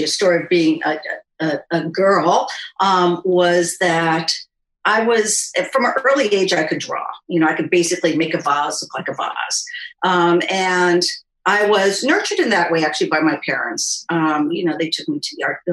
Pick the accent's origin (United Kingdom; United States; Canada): United States; New York City, New York; I grew up in New York City in Manhattan